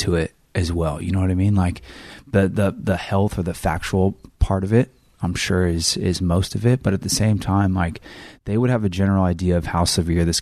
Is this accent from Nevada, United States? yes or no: no; Northern California, United States; moved away; I came from Northern California